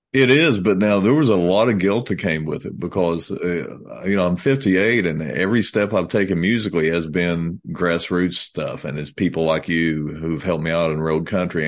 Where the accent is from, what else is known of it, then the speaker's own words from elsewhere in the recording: United States; we're from America